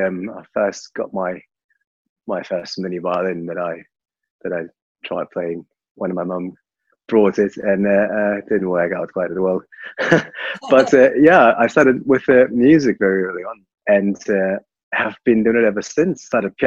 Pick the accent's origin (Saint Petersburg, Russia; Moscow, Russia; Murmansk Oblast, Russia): Moscow, Russia; So I was born in Russia, in Moscow, and my parents are both professional musicians.